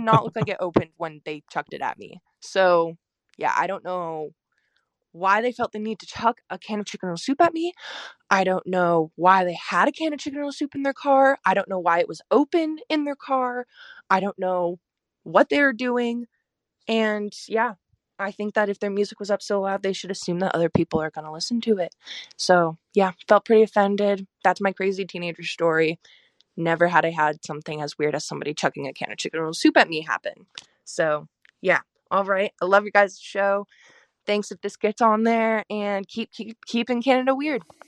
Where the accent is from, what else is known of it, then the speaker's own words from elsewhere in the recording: Oregon, United States; I'm from the United States, Oregon, to be specific